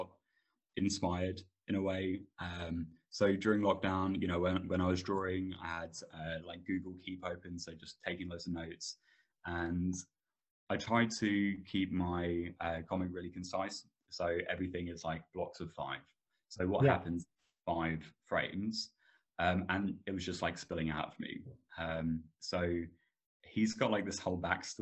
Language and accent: English; Suffolk, East of England, United Kingdom; I am from a town in a county called Suffolk in England